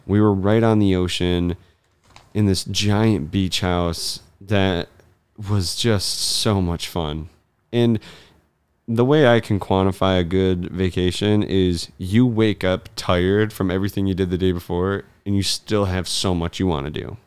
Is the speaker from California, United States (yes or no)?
no; Michigan, United States; also born or lived in Colorado; I was born in Colorado and I don't remember a ton from it. Uh, we moved back to Michigan when I was really young.